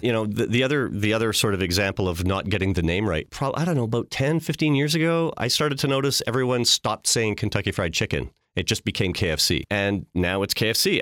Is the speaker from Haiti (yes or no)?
no; Regina, Saskatchewan, Canada; I grew up in Regina